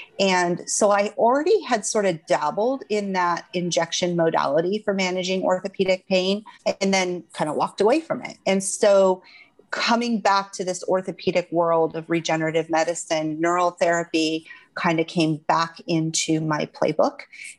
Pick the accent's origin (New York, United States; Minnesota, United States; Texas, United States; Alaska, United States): Alaska, United States; Alaska is my home state. I had moved back there in 2010.